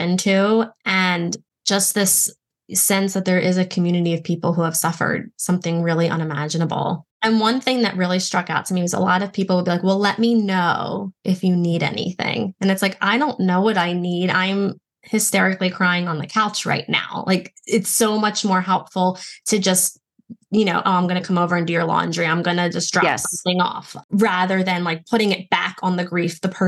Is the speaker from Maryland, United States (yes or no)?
yes; Baltimore, Maryland, United States; I'm from Baltimore